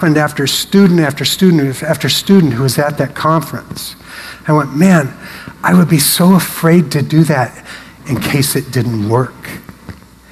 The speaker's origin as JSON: {"language": "English", "town": "Portland", "country": "United States", "tie": "born or raised there", "also_born_or_lived": "Seattle", "moved": "yes", "said": "I grew up in Portland"}